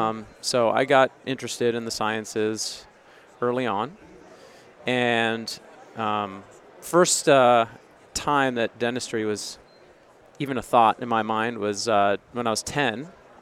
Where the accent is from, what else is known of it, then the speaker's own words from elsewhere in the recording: Granite Bay, California, United States; also born or lived in Bay Area / Los Angeles / Nashville; I grew up in Granite Bay, Loomis, Placer County area, which is outside of Sacramento.